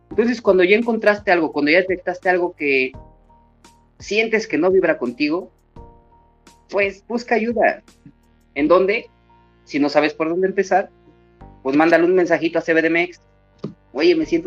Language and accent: Spanish; Mexico City, Mexico; born there; me encanta el ser chilango. Y casi no he vivido en México. Yo solo nací en México, pero casi no he vivido allá.